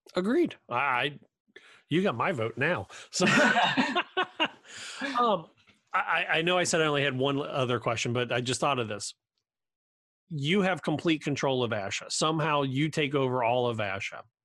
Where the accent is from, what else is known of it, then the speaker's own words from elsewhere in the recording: Cincinnati, Ohio, United States; I grew up in Cincinnati